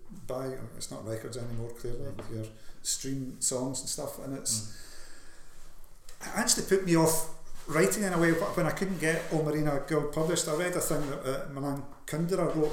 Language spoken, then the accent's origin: English; Scotland, United Kingdom; being called a Scottish writer, because I'm Scottish and I'm a writer